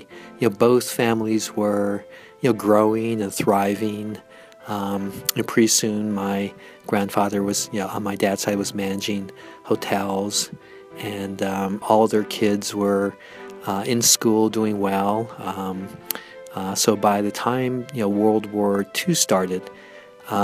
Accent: Seattle, Washington, United States; I was born and raised in Seattle

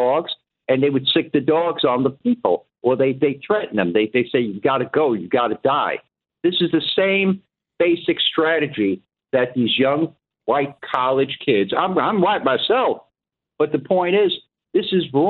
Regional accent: the South, United States; moved away; I was born in the South, and I saw this myself when I was very, very young. I'm quite old now.

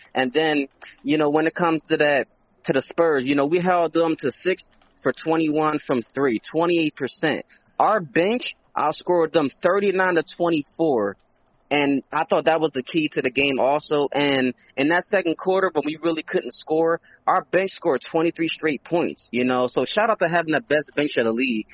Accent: Philadelphia, Pennsylvania, United States; I'm from Philly

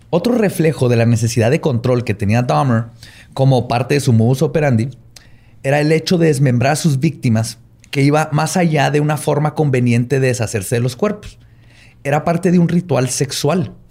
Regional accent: Chihuahua, Mexico; Es que soy de Chihuahua.

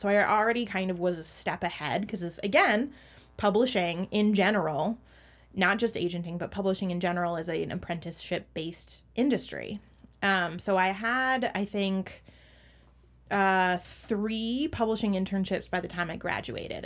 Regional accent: Minneapolis–Saint Paul, Minnesota, United States; my hometown, um, which is the Twin Cities

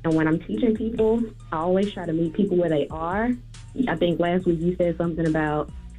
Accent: Houston, Texas, United States; I'm from Houston.

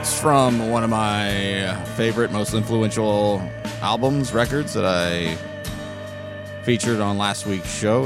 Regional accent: Collegedale, Tennessee, United States; also born or lived in Chattanooga, Tennessee; I grew up in Collegedale, Ottawa, Appleson, East Brainerd

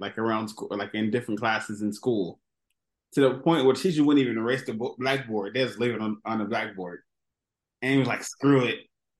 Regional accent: Los Angeles, California, United States; I grew up in Los Angeles

